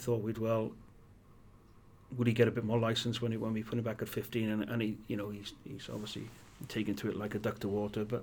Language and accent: English; Welsh, Wales, United Kingdom; being Welsh